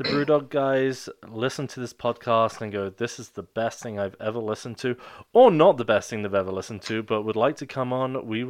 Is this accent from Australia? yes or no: no; United Kingdom; I'm British.